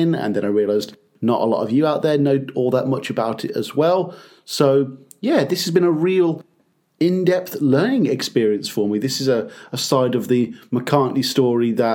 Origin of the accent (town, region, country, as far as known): United Kingdom